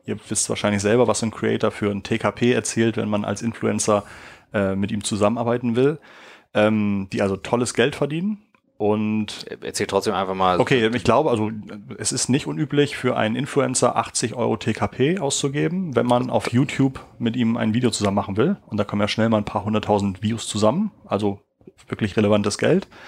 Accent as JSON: {"language": "German", "region": "Schleswig-Holstein", "country": "Germany", "said": "ich fahre also gerne mal nach Schleswig-Holstein, wo ich herkomme und fahre auch gerne mal an der Autobahnausfahrt vorbei und fahre einfach weiter."}